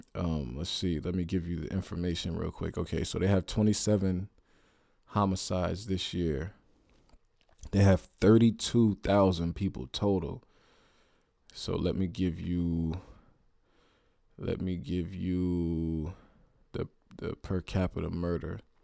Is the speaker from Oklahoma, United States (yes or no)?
no; Youngstown, Ohio, United States; I'm from Youngstown, Ohio